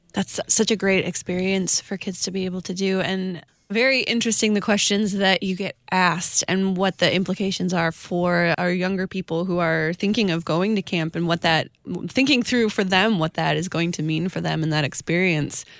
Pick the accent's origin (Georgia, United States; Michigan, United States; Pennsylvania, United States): Michigan, United States; I grew up in Michigan